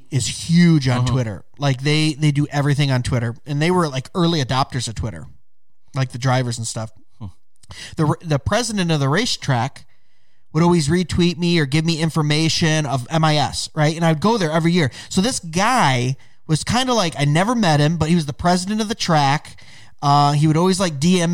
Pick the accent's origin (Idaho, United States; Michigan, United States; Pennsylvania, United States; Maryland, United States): Michigan, United States; Detroit; I'm from Detroit